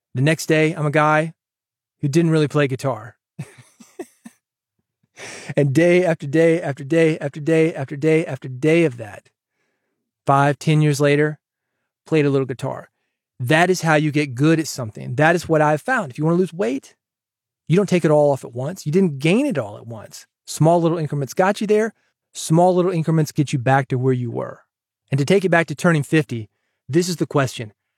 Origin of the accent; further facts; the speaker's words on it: Nashville, Tennessee, United States; moved away as an adult; growing up in Nashville